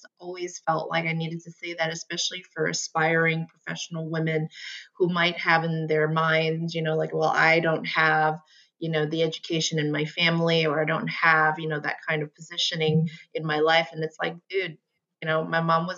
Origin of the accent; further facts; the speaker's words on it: New York City, New York, United States; also born or lived in Long Island; I'm from New York City. I grew up in Queens and Long Island